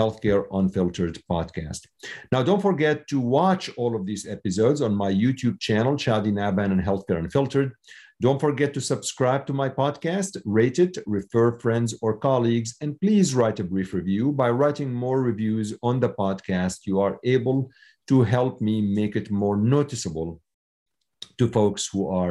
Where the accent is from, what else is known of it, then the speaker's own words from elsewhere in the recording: Syria; now in United States; I was born in Syria, and I came to the U.S. 30 years ago.